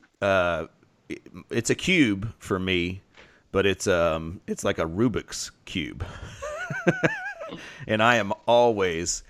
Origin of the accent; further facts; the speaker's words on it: Oklahoma, United States; accent: Oklahoma; moved away; that's my Oklahoma accent